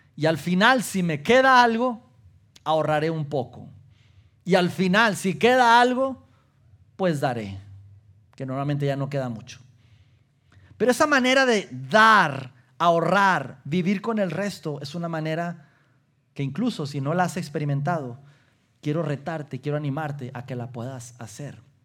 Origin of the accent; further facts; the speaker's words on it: Mexico; como latinos, como mexicanos